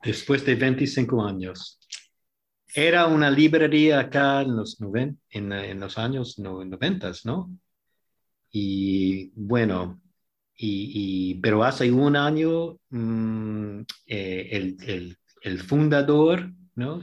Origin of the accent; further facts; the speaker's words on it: New York, United States; moved away as an adult; now in Bloomington, United States; Yo soy de Nueva York